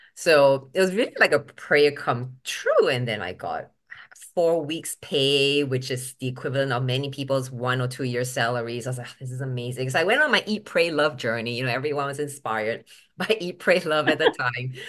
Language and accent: English; Singapore; first language English; moved away as an adult; also born or lived in Boston, United States; now in United States; I was born in Boston when my dad was studying at M I T, but at three weeks old, I think they shipped me back to Singapore on FedEx